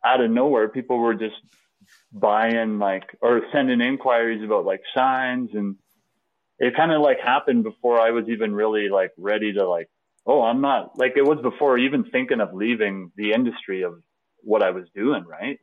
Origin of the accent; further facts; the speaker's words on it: Lloydminster, Canada; I grew up in Lloydminster